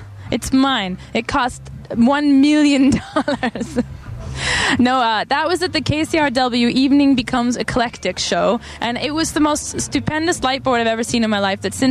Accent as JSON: {"language": "English", "town": "Calgary", "region": "Alberta", "country": "Canada", "said": "I'm from Calgary"}